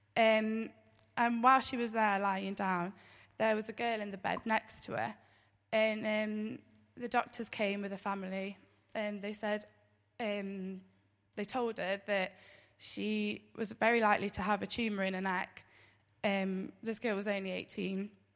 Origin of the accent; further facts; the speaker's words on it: Derby, East Midlands, United Kingdom; born in Derby